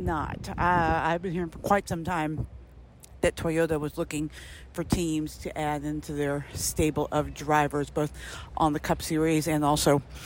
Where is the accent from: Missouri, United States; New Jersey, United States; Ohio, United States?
Missouri, United States; Kansas City; moved away; my hometown, the place that I grew up in, Kansas City. Although I grew up on the Missouri side